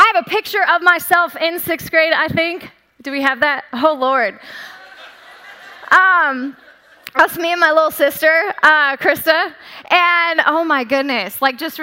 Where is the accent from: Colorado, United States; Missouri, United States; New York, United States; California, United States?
Colorado, United States; born or raised there